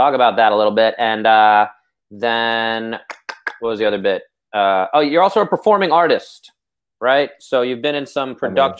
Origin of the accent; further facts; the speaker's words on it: United States; As an American